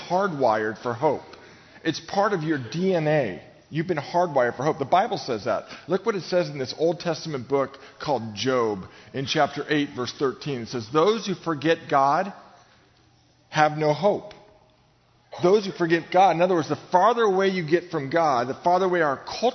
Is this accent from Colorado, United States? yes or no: no; Novato, California, United States; I grew up in Novato, about 60 miles north of here